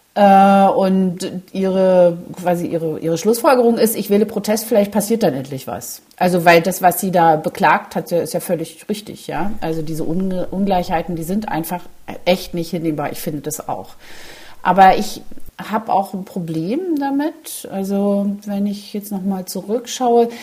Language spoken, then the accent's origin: German; East Germany, Germany; als Ostdeutsche